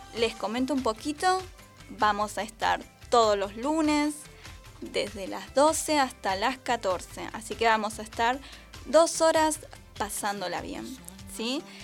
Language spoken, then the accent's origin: Spanish; Argentina; así somos nosotros los argentinos, buena onda